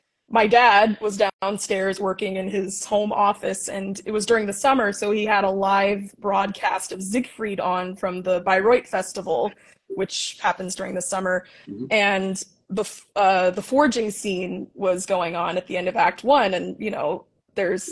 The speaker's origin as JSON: {"language": "English", "town": "Leonia", "region": "New Jersey", "country": "United States", "tie": "born or raised there", "said": "I grew up in Leonia, New Jersey, which is literally 5 minutes away from Manhattan across the George Washington Bridge"}